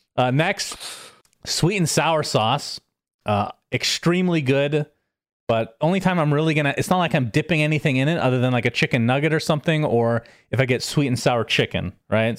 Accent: United States; I am American after all

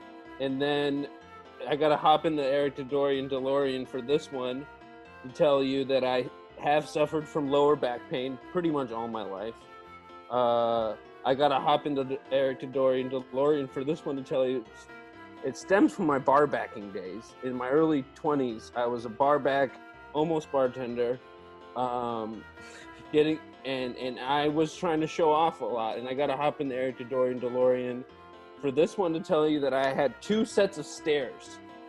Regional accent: Beirut, Beirut Governorate, Lebanon; born there; I was born in Beirut, Lebanon, 1982.

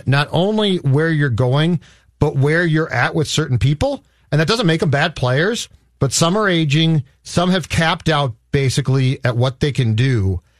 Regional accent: Florida, United States; I'm from Florida, too, so I'm right. closer to home.

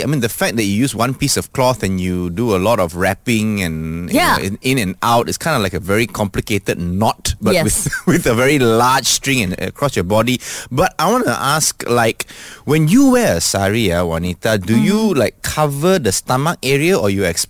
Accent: Malaysia

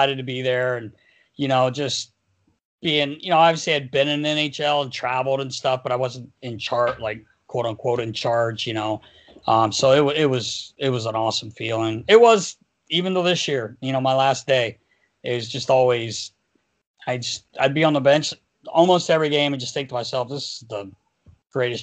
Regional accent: North Carolina, United States; I'm from North Carolina.

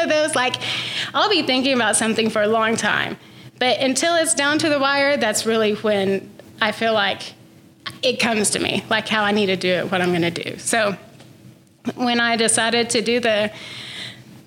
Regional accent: Canyon, Texas, United States; also born or lived in Monterrey, Mexico; I was born in Monterrey, Mexico, and I actually grew up in Canyon, though, since I was 2 years old

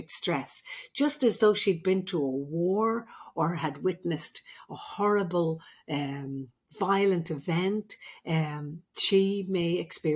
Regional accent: Ireland; I'm the Irish midwife

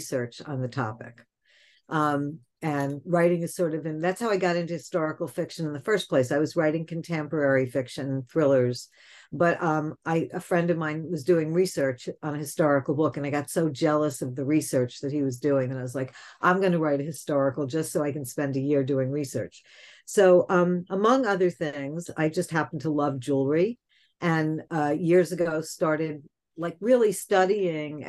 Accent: New York City, New York, United States; So I grew up in New York

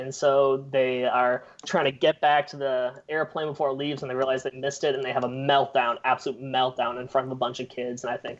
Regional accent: Rochester, Minnesota, United States; moved away as an adult; now in Waverly, United States; Yeah, so I'm originally from Rochester, Minnesota, but I'm in my last year here at Wartburg.

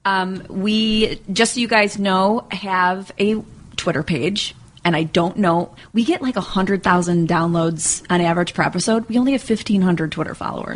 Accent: New York, United States; I'm from New York

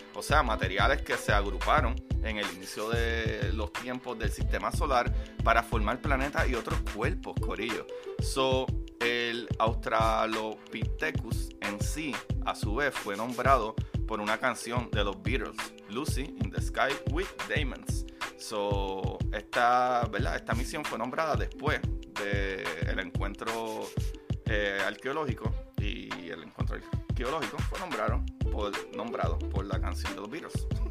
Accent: Puerto Rico; yo soy puertorriqueño, yo no digo hablar, yo digo hablar

